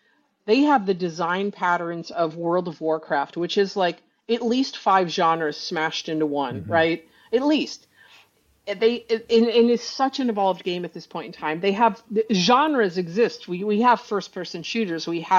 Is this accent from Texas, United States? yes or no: no; New York, United States; I speak fast because I'm from New York